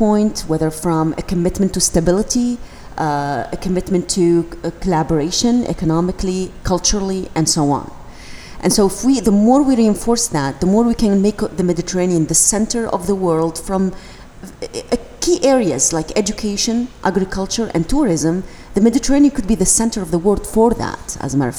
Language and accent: English; Tunisia; I come from Tunisia